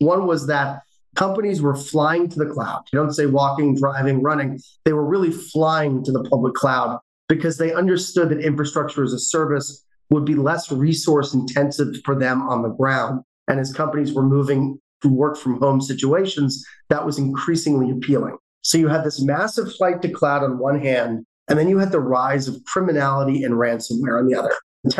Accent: London, United Kingdom; born there; moved away; I was born in London, England. My family moved over here due to my father's position at Wang Labs, if you remember Wang back in the day.

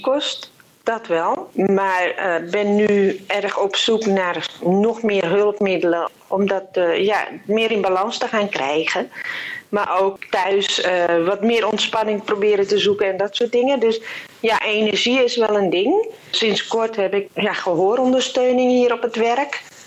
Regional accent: Purmerend, North Holland, Netherlands; ik kom uit Purmerend.

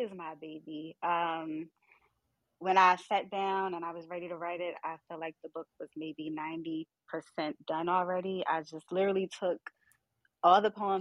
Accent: Baltimore, Maryland, United States; I'm from Baltimore

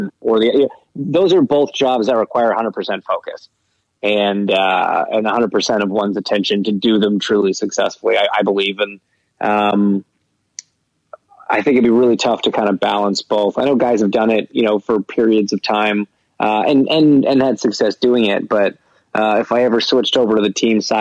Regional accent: Canada; I'm Canadian

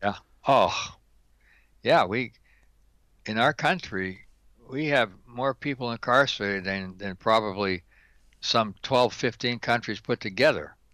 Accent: Pittsburgh, Pennsylvania, United States; born and raised in Pittsburgh, Pennsylvania, Steeler Nation

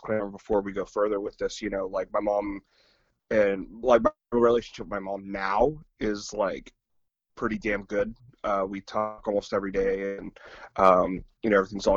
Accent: Redwood City, California, United States; also born or lived in San Bruno; Redwood City. And I grew up pretty much spent my whole life there, until I moved up here.

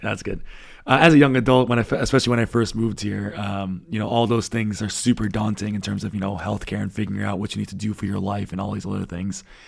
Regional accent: United States; first language English; moved away as an adult; now in Berlin, Germany; as an American like myself who never traveled anywhere

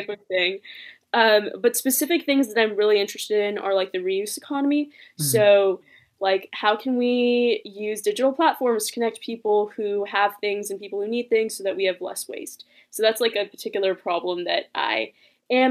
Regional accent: Palo Alto, California, United States; also born or lived in Los Angeles, California; I was born in Los Angeles, but I moved to Palo Alto right like when I was 2 years old. So I've grown up here basically my whole life

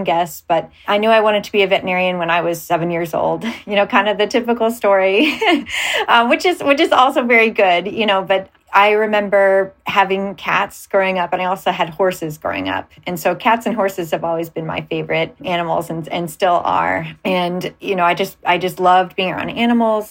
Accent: Cleveland, Ohio, United States; moved away; I'm from Cleveland, Ohio originally.

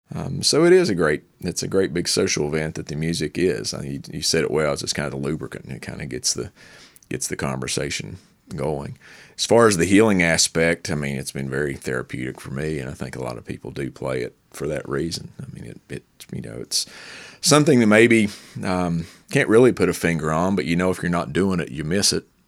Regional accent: Logan, West Virginia, United States; also born or lived in Lincoln County, West Virginia; I grew up in Southern West Virginia in Logan, and I was in Lincoln County.

